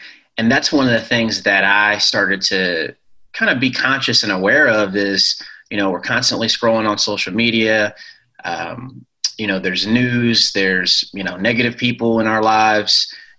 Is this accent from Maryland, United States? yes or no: yes; Ellicott City, Maryland, United States; also born or lived in Shreveport, United States / Colorado Springs, United States / Virginia, United States; I was born in Louisiana, Shreveport, and then moved to Colorado Springs where my dad taught at the Air Force Academy there. And then moved to Virginia. And then I ended up staying most of my elementary school, middle school, and high school in a town called Ellicott City, Maryland